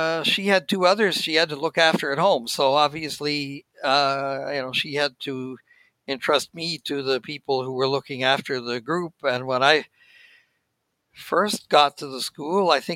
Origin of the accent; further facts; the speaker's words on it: Saskatoon, Saskatchewan, Canada; moved away as an adult; also born or lived in Ontario; now in Gatineau, Canada; I was born in Saskatoon, and that's where I would travel from when I was going to the school